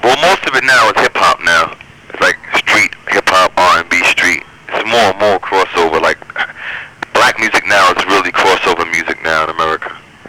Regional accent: New York City, New York, United States; now in Manhattan, United States; I grew up in Brooklyn

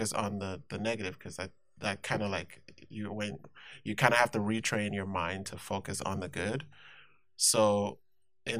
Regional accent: Nigeria; moved away as an adult; also born or lived in Inglewood, California / Pomona, California; now in Whittier, United States; I was born in Nigeria, born and raised, lived there 17 years, and then I moved to the States

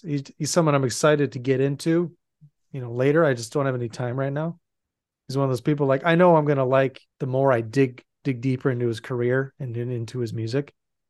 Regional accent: Louisiana, United States; I'm Cajun. I'm from Louisiana. No, you're not. Oh, I'm from Louisiana. Everyone sounds like me where I come from.

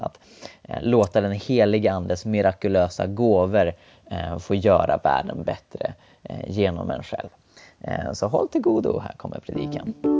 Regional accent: Sweden; jag var från Sverige.

